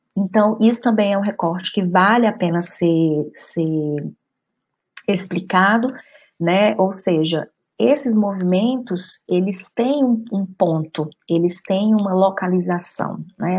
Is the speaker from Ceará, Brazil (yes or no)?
yes; Fortaleza, Ceará, Brazil; moved away as an adult; also born or lived in Argentina; now in Spain; Voltei para a cidade de Fortaleza, de onde eu sou